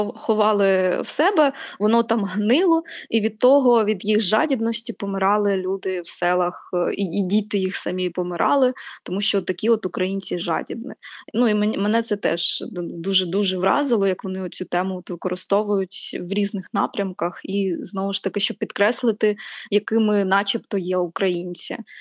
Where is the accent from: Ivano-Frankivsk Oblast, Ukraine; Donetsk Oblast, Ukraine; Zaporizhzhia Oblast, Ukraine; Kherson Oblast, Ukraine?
Zaporizhzhia Oblast, Ukraine; Zaporizhzhia; Я зростала на сході, я зростала в Запоріжжі